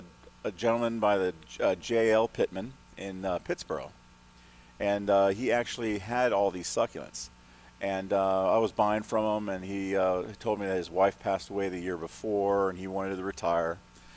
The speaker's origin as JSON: {"language": "English", "country": "Germany", "tie": "born or raised there", "said": "When I was young, I lived in Germany. I was born and raised in Germany."}